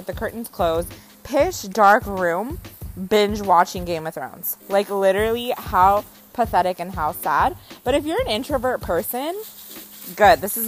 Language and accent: English; Costa Rica; moved away; also born or lived in Bay Area, California; I am from Costa Rica